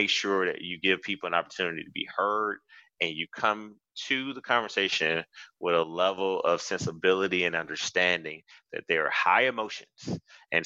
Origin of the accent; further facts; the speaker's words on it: Athens, Georgia, United States; moved away; my hometown of Athens, I grew up there. I spent 18 years